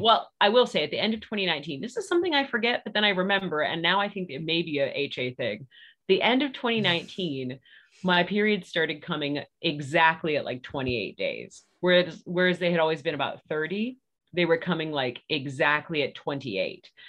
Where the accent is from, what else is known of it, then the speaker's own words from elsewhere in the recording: Virginia, United States; moved away as an adult; now in Murfreesboro, United States; I'm from Virginia, but we have been in Tennessee for 10 years